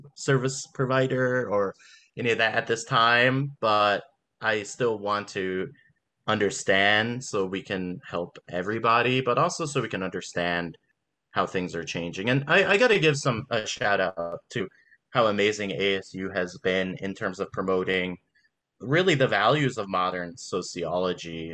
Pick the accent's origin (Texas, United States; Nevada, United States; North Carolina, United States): Nevada, United States; Las Vegas; also born or lived in Los Angeles, California; now in Baltimore, United States; I just moved to Baltimore, and I, I'm from Las Vegas, and I'm I'm from I lived in L.A.